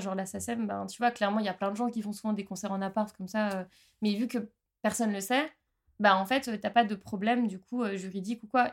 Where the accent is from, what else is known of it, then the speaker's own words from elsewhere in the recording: Haute-Savoie, Auvergne-Rhône-Alpes, France; moved away as an adult; now in Strasbourg, France; moi ça fait 9 ans et demi que je suis à Strasbourg, je viens de Haute-Savoie à la base